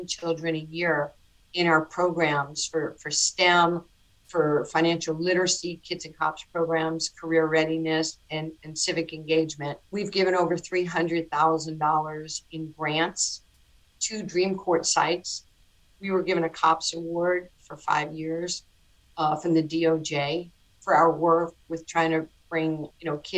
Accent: New York City, New York, United States; born or raised there

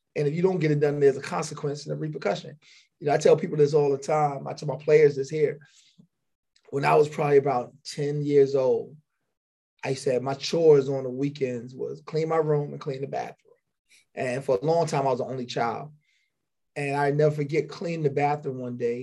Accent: North Charleston, South Carolina, United States; also born or lived in Philadelphia, Pennsylvania; I'm originally from Philadelphia. I was born in Philly. I moved to South Carolina at a young age.

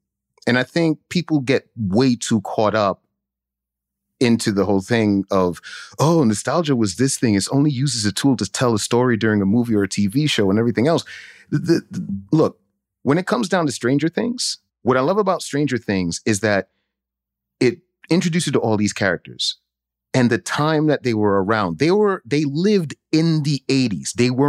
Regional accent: Brooklyn, New York, United States; Growing up in East Flatbush, Brooklyn, as soon as that light, the street light come on, you better be in your house. And growing up Haitian, you're like, yo, who's this kid in my house?

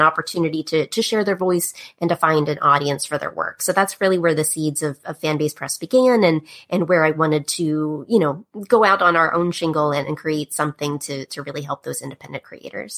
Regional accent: Pittsburgh, Pennsylvania, United States; moved away; I'm from the East Coast originally, Pittsburgh, Pennsylvania. And uh, I grew up uh, as a kid backstage a lot in the theater.

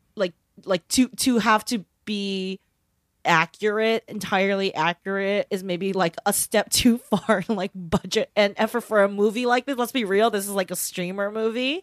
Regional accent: United States; Growing up in America

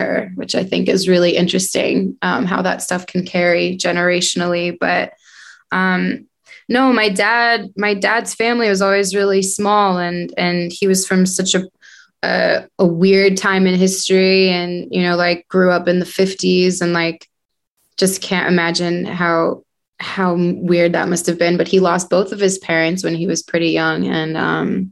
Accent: New Jersey, United States; moved away as an adult; also born or lived in New York; now in Los Angeles, United States; I was born in New York, and my parents moved us to the suburbs of New Jersey when I was 2

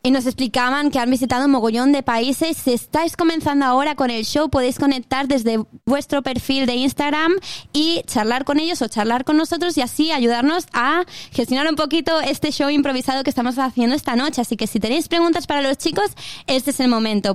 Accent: Inca, Balearic Islands, Spain; accent: Spanish; moved away as an adult; now in Perth, Australia; Yo soy del centro de la isla, de Inca, centro entre comillas también, del corazón de Mallorca

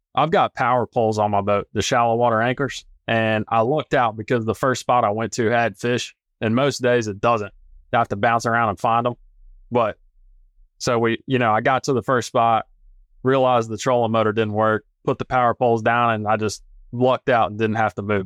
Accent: North Carolina, United States; also born or lived in Colorado; I'm from North Carolina originally

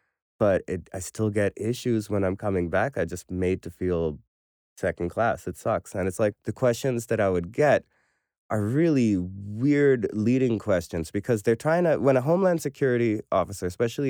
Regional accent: Pakistan; as a Pakistani, I know that I am so blessed to have this blue passport.

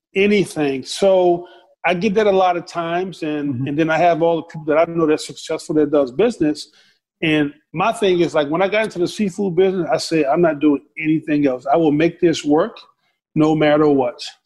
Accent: the South, United States; growing up in the South.

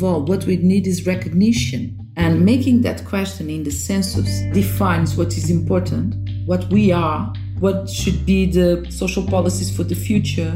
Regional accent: Portugal; For us that were raised here

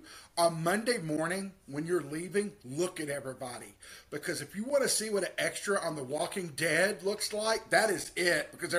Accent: Henderson, Kentucky, United States; I come from a little town called Henderson, Kentucky. We're near Evansville, Indiana.

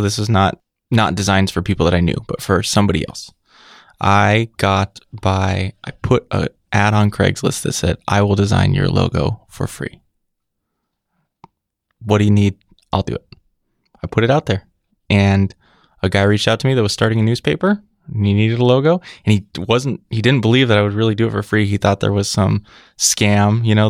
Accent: California, United States; California. But I was going to art school in Colorado.

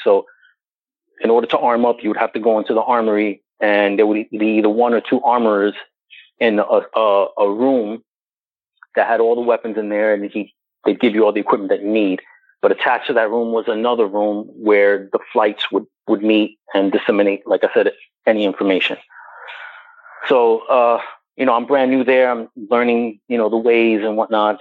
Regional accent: New York City, New York, United States; I was born and raised in New York City

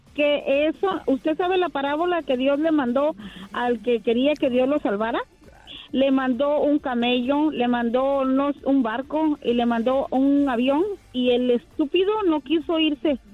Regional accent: Tierra Caliente, Michoacán, Mexico; Yo soy de, de Tierra Caliente.

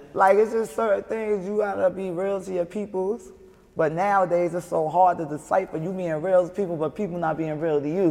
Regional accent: New York City, New York, United States; accent: heavy accent; I'm from Brooklyn, Brownsville.

